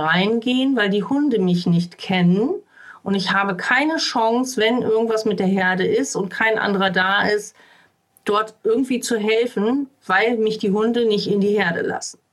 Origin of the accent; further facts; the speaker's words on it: Uelzen district, Lower Saxony, Germany; Ich komme ja hier aus dem Landkreis Uelzen